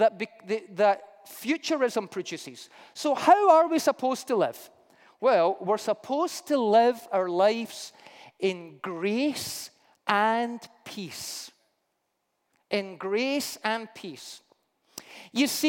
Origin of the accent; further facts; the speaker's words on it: Scotland, United Kingdom; I'm Scottish